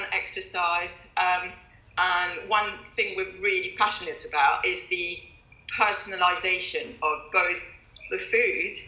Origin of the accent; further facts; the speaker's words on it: France; also born or lived in London; now in Kent, United Kingdom; Growing up in France